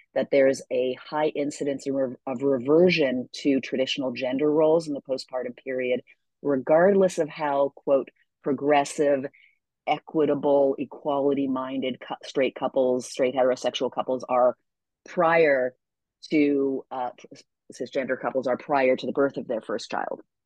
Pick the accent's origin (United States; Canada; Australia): Canada; moved away; I'm from Canada originally